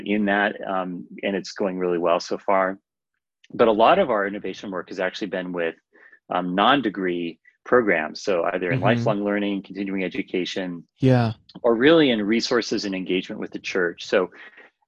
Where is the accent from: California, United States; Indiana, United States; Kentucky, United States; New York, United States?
California, United States; California coast, United States; now in Minnesota, United States; so I've lived in Minnesota for 15 years, but I grew up on the California coast where the weather's a little milder